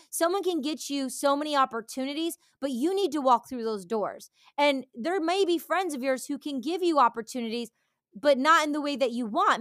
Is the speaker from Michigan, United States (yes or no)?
yes; Detroit, Michigan, United States; moved away; also born or lived in Los Angeles; I grew up in the Detroit culture going to, um, rave parties